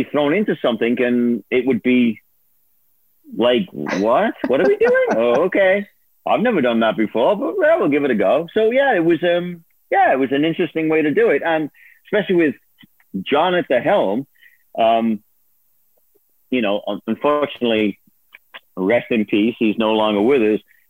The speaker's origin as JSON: {"language": "English", "town": "Liverpool", "region": "North West England", "country": "United Kingdom", "moved": "yes", "said": "I'm from Liverpool."}